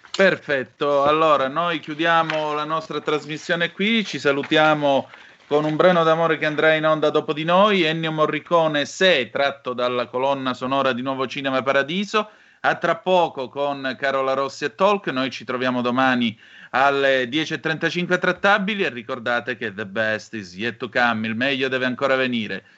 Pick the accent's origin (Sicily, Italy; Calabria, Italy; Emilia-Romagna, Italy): Calabria, Italy; Vibo Valentia; io sono nato a sud del Po e vengo da Vibo Valencia